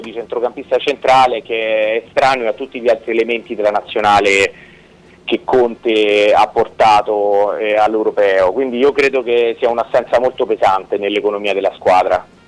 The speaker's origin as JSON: {"language": "Italian", "town": "Rome", "region": "Lazio", "country": "Italy", "said": "da romano"}